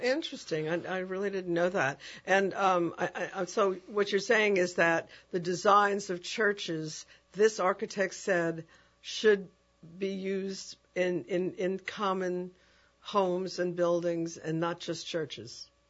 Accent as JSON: {"language": "English", "town": "New York City", "region": "New York", "country": "United States", "tie": "born or raised there", "also_born_or_lived": "Ithaca, New York / Manhattan", "moved": "as an adult", "lives_now": "New Orleans, United States", "said": "I grew up in New York, in a city where it's intense architecture"}